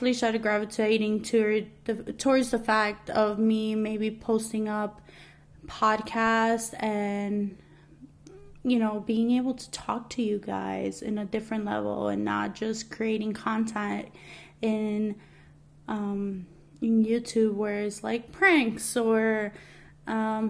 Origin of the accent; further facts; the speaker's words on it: New York City, New York, United States; moved away as an adult; now in New Jersey, United States; I am a Latina that was born and raised in Queens, New York. I am now living in New Jersey